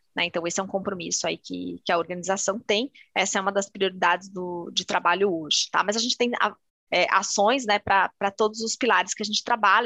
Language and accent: Portuguese; São Paulo, Brazil; Sou paulistana